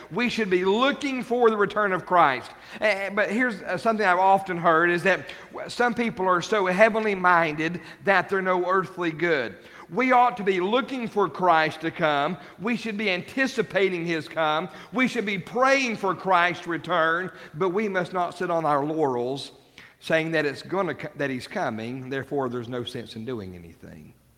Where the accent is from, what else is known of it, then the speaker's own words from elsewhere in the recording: United States; even as American